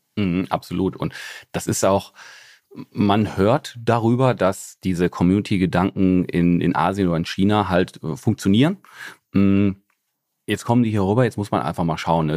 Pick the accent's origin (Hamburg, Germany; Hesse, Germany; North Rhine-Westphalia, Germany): North Rhine-Westphalia, Germany; Essen; ich bin aus dem Ruhrgebiet